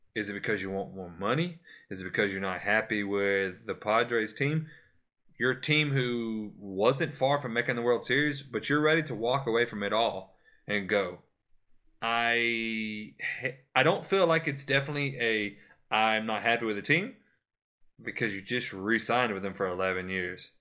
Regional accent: Florida, United States; my home state, Florida

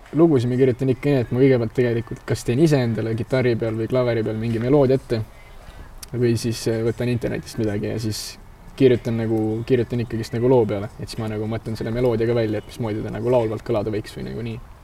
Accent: Aruküla, Harju County, Estonia; also born or lived in Pirita, Tallinn; ma üles kasvasin Arukülas

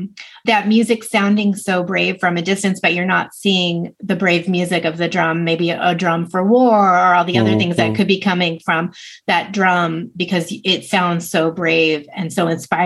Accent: United States; as an American reader

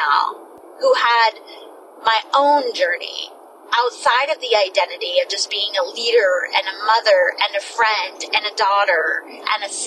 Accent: New Smyrna Beach, Florida, United States; moved away; also born or lived in Georgia; my hometown in New Smyrna Beach

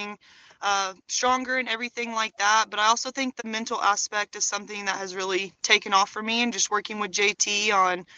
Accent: Chickasha, Oklahoma, United States; represent Chickasha

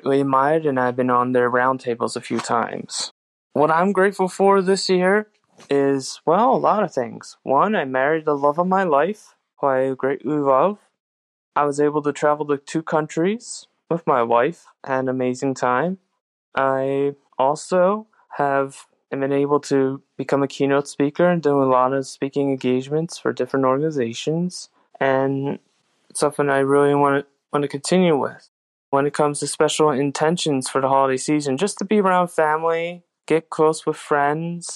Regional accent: outside Philadelphia, Eastern Pennsylvania, United States; I am from Eastern PA outside Philadelphia

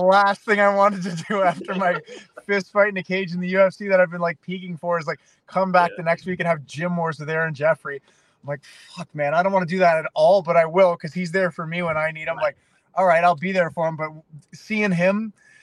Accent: Canada; I grew up playing hockey in Canada

